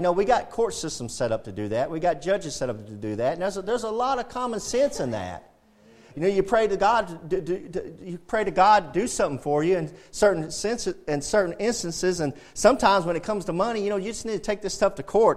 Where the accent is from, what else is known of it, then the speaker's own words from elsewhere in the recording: United States; We're Americans